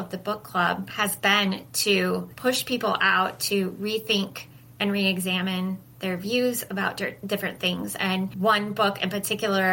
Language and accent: English; Midwest, United States; I grew up in the Midwest